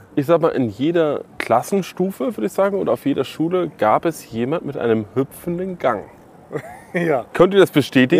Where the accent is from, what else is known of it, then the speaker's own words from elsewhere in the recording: Hamburg, Germany; now in Berlin, Germany; Weil ich bin aus Hamburg, und da gab es vielleicht Delta Radio oder sowas. Und ich bin, als ich nach Berlin gezogen bin